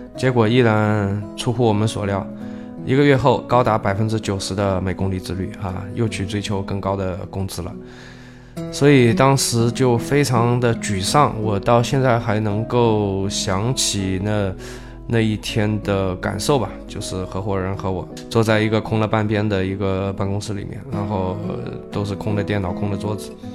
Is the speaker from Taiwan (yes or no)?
no; China; 我们中国人